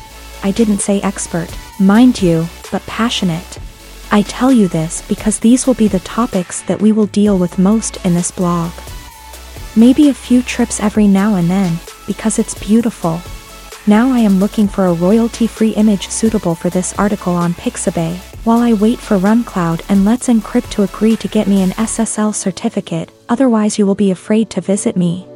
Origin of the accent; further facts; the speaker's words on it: Castel di Sangro, Abruzzo, Italy; moved away as an adult; now in Martigny, Switzerland; 31-year-old millennial, I grew up in Castel di Sangro, in Italy, and for almost 3 years I have lived in Martigny in Switzerland.